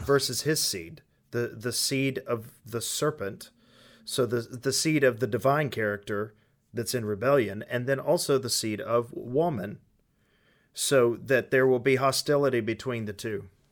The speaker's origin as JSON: {"language": "English", "country": "United States", "said": "us being American or Western"}